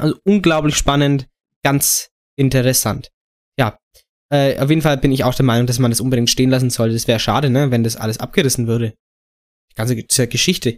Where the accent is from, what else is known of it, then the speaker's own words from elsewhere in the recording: Germany; als Deutscher